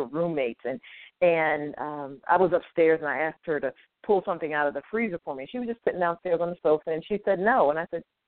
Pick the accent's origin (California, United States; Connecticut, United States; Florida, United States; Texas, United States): Connecticut, United States; now in Georgia, United States; I'm originally from Connecticut